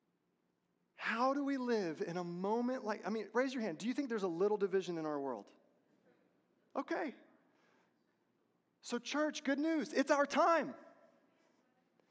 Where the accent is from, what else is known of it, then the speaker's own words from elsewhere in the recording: Texas, United States; I'm from Texas